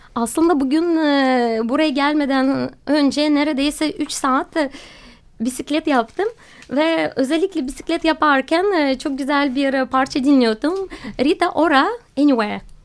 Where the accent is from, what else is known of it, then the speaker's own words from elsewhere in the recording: Russia; Turkish is a second language; moved away as an adult; also born or lived in Moscow, Russia / Alanya, Turkey; now in Istanbul, Turkey; Rusya'da doğdum ve okuldan mezun olduktan sonra Moskova'ya gittim